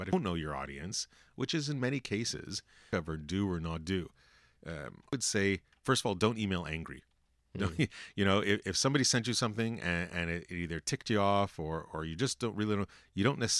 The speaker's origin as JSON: {"language": "English", "country": "Canada", "said": "well, we're Canadian. We always say sorry, right?"}